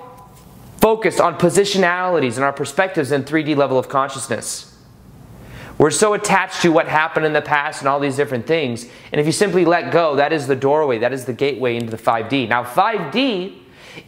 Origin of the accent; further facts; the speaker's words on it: United States; being American